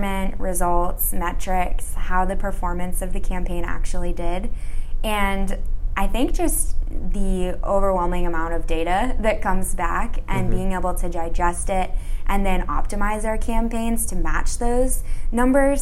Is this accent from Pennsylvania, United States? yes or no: no; Chicago, Illinois, United States; moved away as an adult; now in Los Angeles, United States; I'm originally from the Chicago suburbs, but now I'm down in sunny LA.